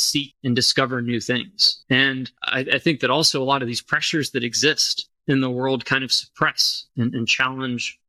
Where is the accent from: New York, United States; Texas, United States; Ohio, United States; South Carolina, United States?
Texas, United States; Austin; I grew up in Austin, Texas. I've lived here pretty much my entire life.